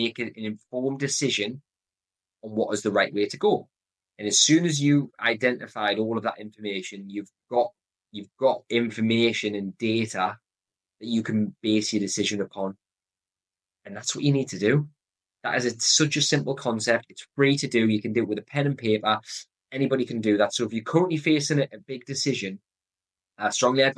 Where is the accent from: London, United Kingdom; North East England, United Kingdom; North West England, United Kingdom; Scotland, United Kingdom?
North East England, United Kingdom; Newcastle upon Tyne; accent: Geordie; my Geordie accent